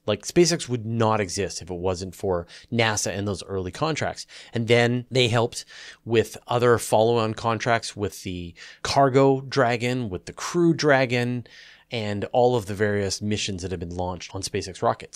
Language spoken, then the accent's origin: English; Canada; accent: Canadian; my Canadian accent